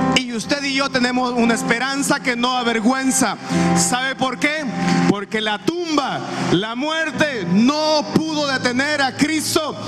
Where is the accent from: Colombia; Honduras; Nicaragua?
Honduras; nosotros como cultura hondureña, como latinos que somos